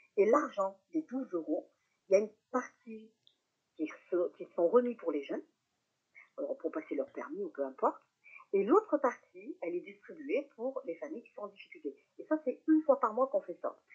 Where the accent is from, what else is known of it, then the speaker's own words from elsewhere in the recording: Saint-Étienne, Auvergne-Rhône-Alpes, France; je suis euh, stéphanoise d'origine, une vraie stéphanoise, parce que je suis née à Saint-Étienne.